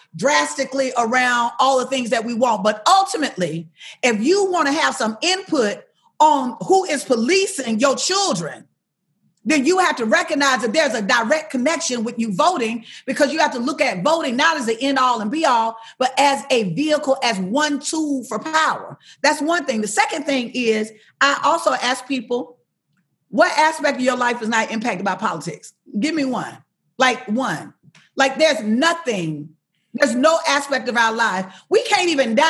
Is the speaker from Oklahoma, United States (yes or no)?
no; Alabama, United States; I'm from Alabama